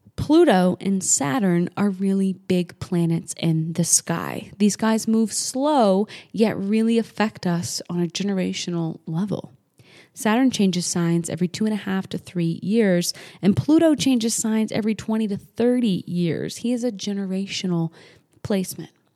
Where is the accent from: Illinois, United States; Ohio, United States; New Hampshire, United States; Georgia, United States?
New Hampshire, United States; moved away as an adult; also born or lived in Las Vegas, Nevada; I grew up in New England, New Hampshire